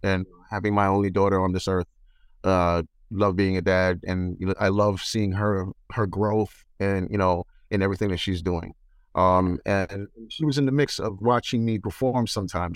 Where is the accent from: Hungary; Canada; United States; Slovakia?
United States; New York; also born or lived in Springfield, Massachusetts; here in New York